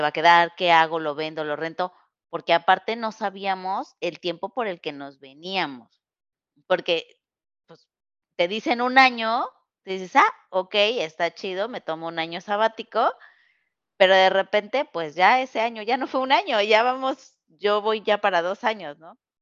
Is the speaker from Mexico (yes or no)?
yes; Mexico; moved away as an adult; also born or lived in Querétaro; now in California, United States; Nosotros somos mexicanas y nos mudamos a Estados Unidos.